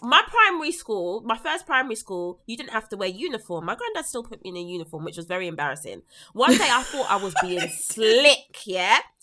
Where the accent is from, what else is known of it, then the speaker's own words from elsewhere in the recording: London, United Kingdom; someone that was born and raised in South London